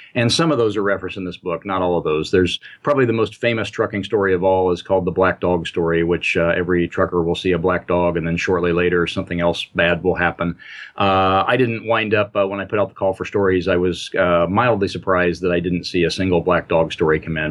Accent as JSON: {"language": "English", "region": "Indiana", "country": "United States", "tie": "born or raised there", "also_born_or_lived": "Midwest", "said": "I grew up in and around the Midwest, uh, mostly in Indiana"}